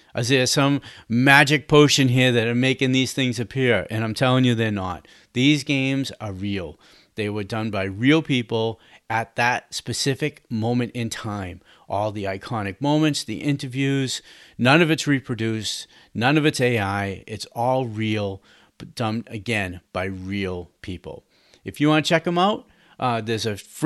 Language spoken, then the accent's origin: English; Boston, Massachusetts, United States; I am from Boston